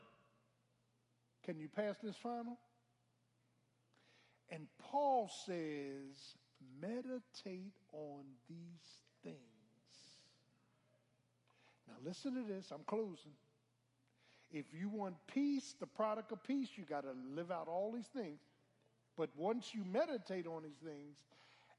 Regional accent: Philadelphia, Pennsylvania, United States; I'm from Philly. South Philly

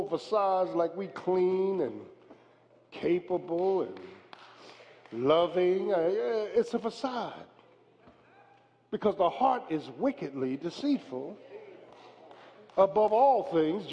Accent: Philadelphia, Pennsylvania, United States; I wasn't from Williamstown. I was from South Philly

